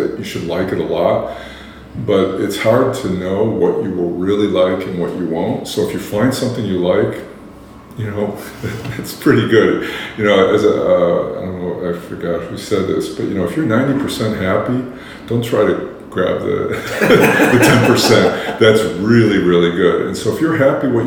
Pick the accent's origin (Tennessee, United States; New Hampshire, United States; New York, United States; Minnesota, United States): New York, United States; Buffalo; I grew up in Buffalo, New York